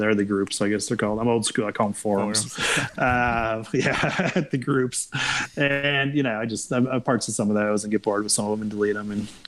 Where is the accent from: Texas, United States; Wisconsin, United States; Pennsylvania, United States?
Wisconsin, United States; I'm from Wisconsin.